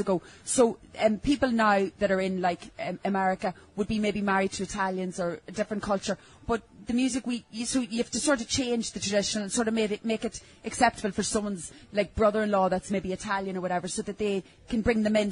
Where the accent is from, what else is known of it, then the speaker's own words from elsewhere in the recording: Donegal, Ulster, Ireland; moved away; we're from Donegal, which is the northwest of Ireland